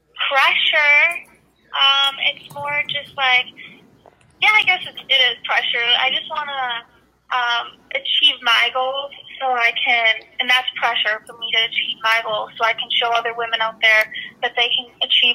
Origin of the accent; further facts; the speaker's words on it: Wisconsin, United States; I'm also from Wisconsin.